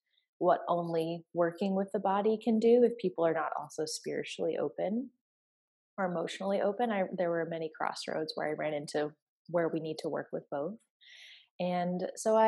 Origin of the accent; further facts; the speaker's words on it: United States; now in Atlanta, United States; I am an American. I live in the southeastern United States in Atlanta, Georgia